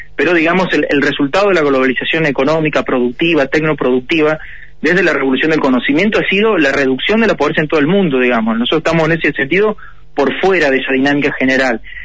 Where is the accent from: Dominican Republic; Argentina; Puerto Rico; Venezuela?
Argentina